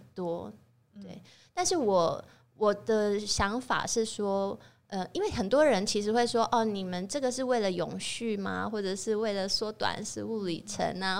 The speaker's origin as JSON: {"language": "Chinese", "country": "Taiwan", "said": "我是台湾人在做法式料理"}